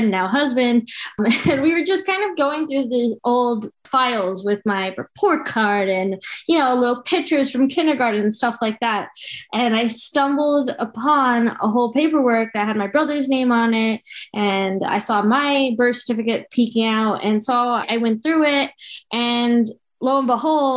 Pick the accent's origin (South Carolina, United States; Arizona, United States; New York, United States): New York, United States; the suburbs of; also born or lived in Colombia; I grew up in the suburbs of New York in a very Italian family